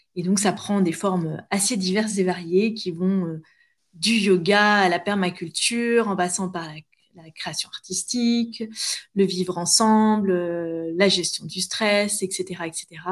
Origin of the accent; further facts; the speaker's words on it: near Honfleur, Normandy, France; also born or lived in Paris; c'était dans ma région d'origine